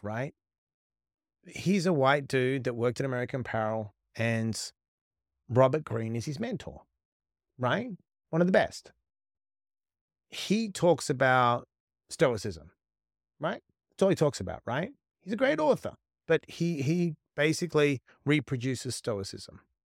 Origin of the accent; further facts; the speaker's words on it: West Coast, Western Australia, Australia; moved away as an adult; also born or lived in Sydney; so I was born on the West Coast